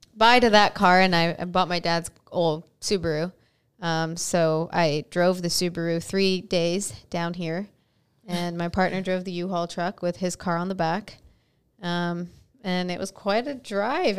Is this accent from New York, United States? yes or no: yes; Nyack, New York, United States; moved away as an adult; now in Texas, United States; I'm from, uh, Nyack, New York, which is about forty minutes north of New York City